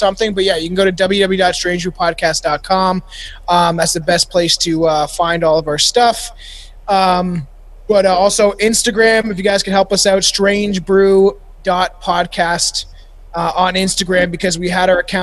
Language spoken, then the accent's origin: English; Canada; I'm short and Canadian